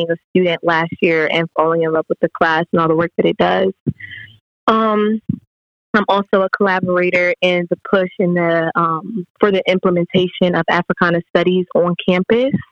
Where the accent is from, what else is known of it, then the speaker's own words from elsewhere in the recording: Trenton, New Jersey, United States; moved away as an adult; now in Richmond, United States; I am from Trenton, New Jersey, um, I'm currently a junior at the University of Richmond